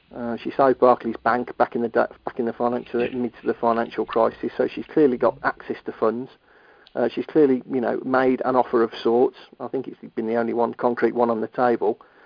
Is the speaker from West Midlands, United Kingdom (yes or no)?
yes; Birmingham, West Midlands, United Kingdom; moved away; also born or lived in Yarm, North East England; I'm a Brummie